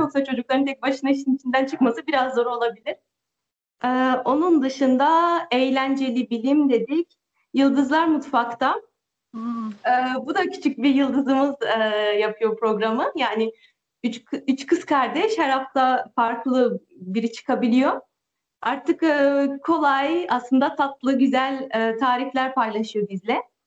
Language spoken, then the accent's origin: Turkish; France; also born or lived in Turkey; Ben de Fransa'dayım. Doğma büyüme buralıyım